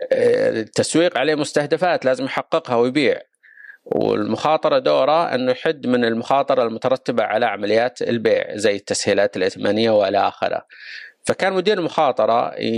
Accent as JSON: {"language": "Arabic", "country": "Saudi Arabia", "said": "كلنا كسعوديين"}